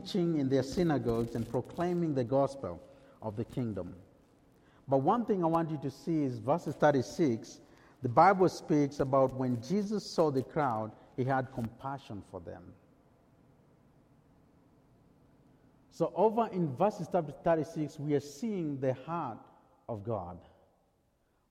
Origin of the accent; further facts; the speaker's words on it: Texas, United States; accent: heavy Texan; I still have my heavy Texan accent